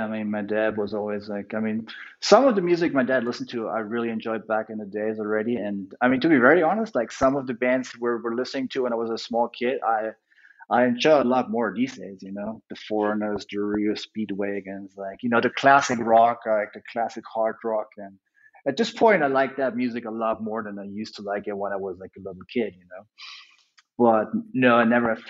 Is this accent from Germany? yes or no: yes; Munich, Bavaria, Germany; Yeah, I was born in Munich. I've never left Munich. I traveled around the world.